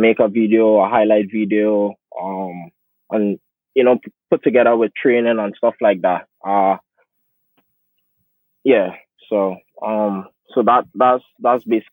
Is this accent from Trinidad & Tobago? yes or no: yes; Trinidad & Tobago; moved away as an adult; now in United States; I'm from Trinidad and Tobago. I'm an international student athlete at Stony Brook